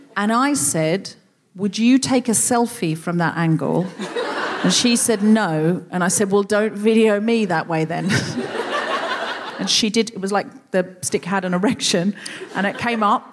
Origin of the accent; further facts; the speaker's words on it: Australia; moved away as an adult; now in England; I seemed Australian to people